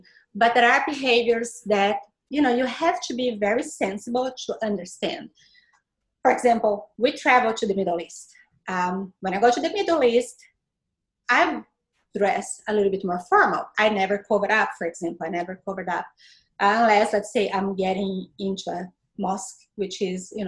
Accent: Brazil; English is a second language; moved away as an adult; now in Tampa Bay, United States; I am from Brazil, was raised in Brazil all my life

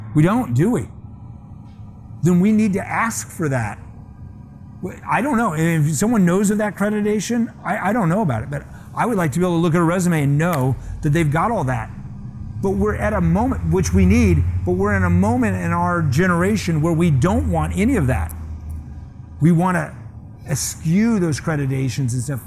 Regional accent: Scottsdale, Arizona, United States; moved away; Scottsdale, where I grew up

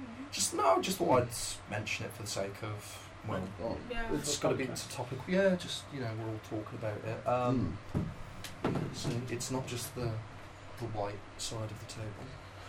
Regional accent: Birmingham, West Midlands, United Kingdom; Oh, I'm from Handsworth.

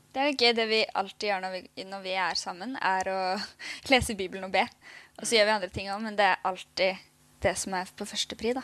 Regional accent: Oslo, Norway; moved away as an adult; now in Bergen, Norway; Vi er jo begge fra Oslo

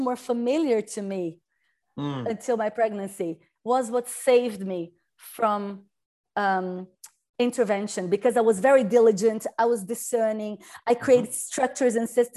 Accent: Brazil; I come from Brazil

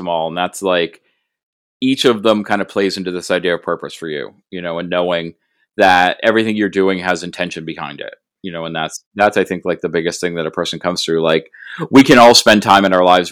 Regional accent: New England, United States; I'm from New England

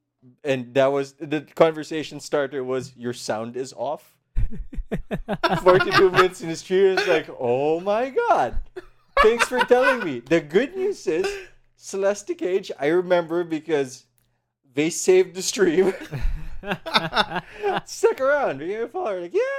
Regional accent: Philippines; English is a second language; Philippines. Oh, it's not like they didn't think less of me, but they're like, really? But the accent is weird.

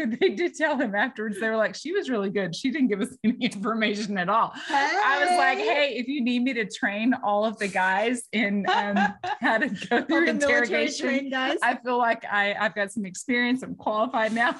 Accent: Martins Mill, Texas, United States; I'm from Martins Mill, Texas. All right. We don't even have a population sign where I'm from. Like, it's like small town girl

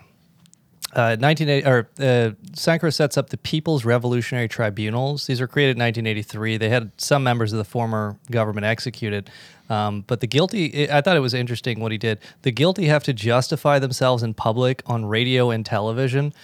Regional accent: United States; as an American

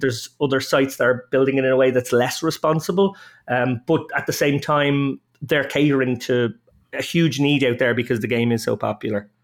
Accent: Dublin, Leinster, Ireland; I'm an Irishman, uh, born and reared in Dublin.

